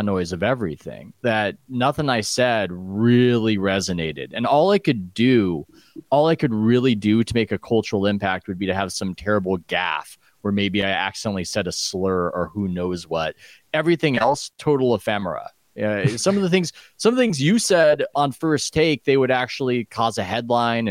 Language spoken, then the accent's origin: English; San Diego, California, United States; I grew up in San Diego.